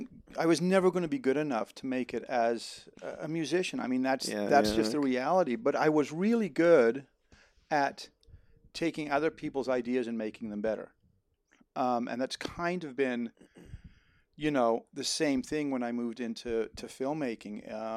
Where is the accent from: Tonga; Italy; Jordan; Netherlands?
Netherlands; now in United States; I even though I'm an American, I grew up in Holland and I always wanted to do something in music.